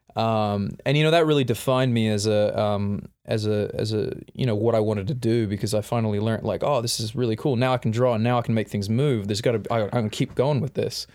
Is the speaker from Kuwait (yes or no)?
no; Perth, Western Australia, Australia; I was born in Addadale Hospital in Perth, Western Australia.